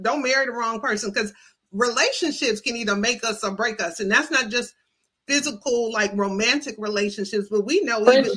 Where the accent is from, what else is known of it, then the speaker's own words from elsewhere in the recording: Michigan, United States; I'm from Michigan, so I'm from up